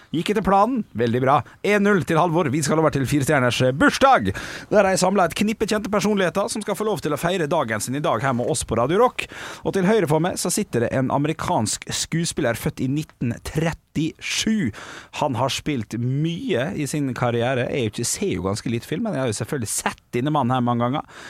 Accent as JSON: {"language": "Norwegian", "town": "Ålesund", "region": "Møre og Romsdal", "country": "Norway", "tie": "born or raised there", "said": "Vi skal til min hjemby"}